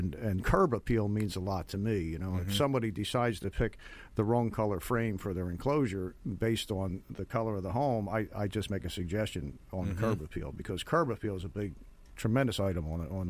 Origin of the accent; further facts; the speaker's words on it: Northeast, United States; now in Florida, United States; I'm from the Northeast, and these things did not exist up there.